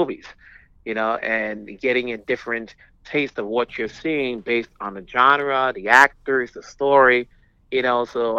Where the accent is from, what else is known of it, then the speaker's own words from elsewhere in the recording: United States; I was born here, so I'm an American technically, but my parents are